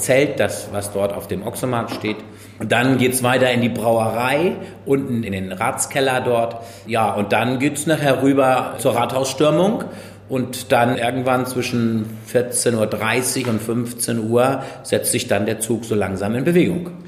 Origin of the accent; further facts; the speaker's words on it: Marne, Schleswig-Holstein, Germany; Ich bin Mahner und ich bin in Mahne geboren und aufgewachsen